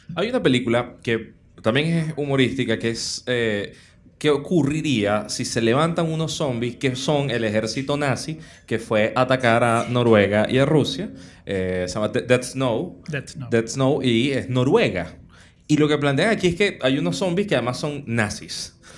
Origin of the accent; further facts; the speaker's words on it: Caracas, Capital District, Venezuela; los caraqueños, los caraqueños tenemos cierto recorrido, los venezolanos